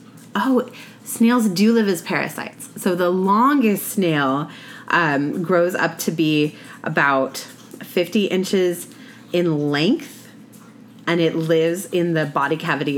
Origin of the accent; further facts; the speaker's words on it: western Oregon, United States; I grew up in Oregon, on the west side of Oregon